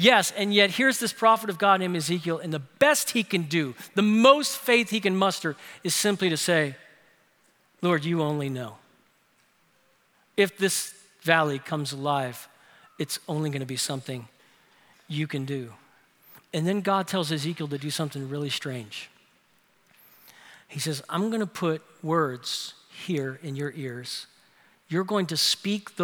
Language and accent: English; New Orleans, Louisiana, United States; My older sister Lori did one of the most thoughtful things that an older sister could do for her younger teenage brothers growing up in New Orleans